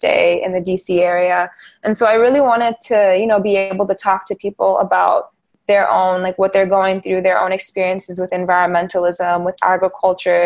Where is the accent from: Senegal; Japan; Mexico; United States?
Senegal; Dakar; moved away; my experiences as a child, also growing up in Dakar